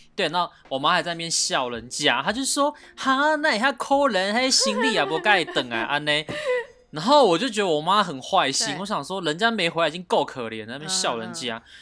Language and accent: Chinese; Taiwan